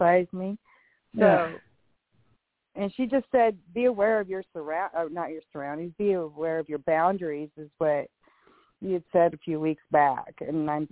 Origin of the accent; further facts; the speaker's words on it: Colorado, United States; moved away as an adult; now in Iowa, United States; I'm from Colorado